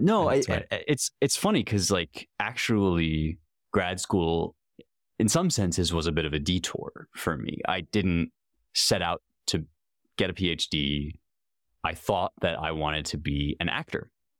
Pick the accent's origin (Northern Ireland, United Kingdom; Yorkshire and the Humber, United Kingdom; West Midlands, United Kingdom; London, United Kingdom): London, United Kingdom; I grew up in London, so I guess our apartment at the time, and just kind of pulling things off the shelves.